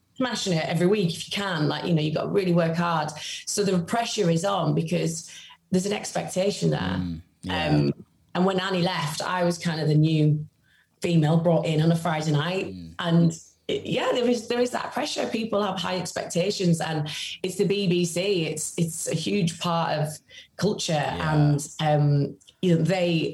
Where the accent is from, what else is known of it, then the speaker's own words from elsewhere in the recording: Carlisle, North West England, United Kingdom; I'm from Cumbria, from Carlisle, which is a very small city in a very rural county.